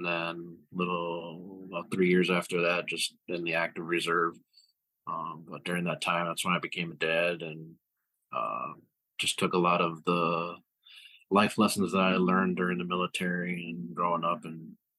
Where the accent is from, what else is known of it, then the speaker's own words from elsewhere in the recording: Chicago, Illinois, United States; I'm from Chicago, Illinois. I grew up here all my life.